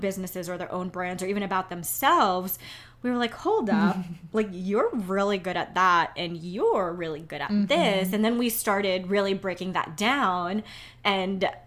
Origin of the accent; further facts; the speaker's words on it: New York City, New York, United States; I'm from New York